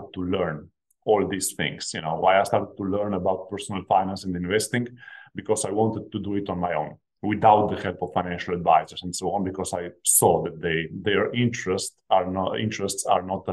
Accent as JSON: {"language": "English", "country": "Slovenia", "tie": "born or raised there", "said": "I come from Slovenia. This is a small country of only 2 million population. When I was growing up, my parents were blue-collar workers"}